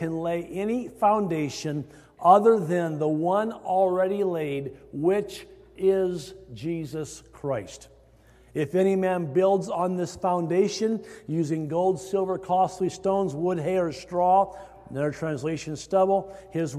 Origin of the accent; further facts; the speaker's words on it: Iowa, United States; moved away; growing up in Iowa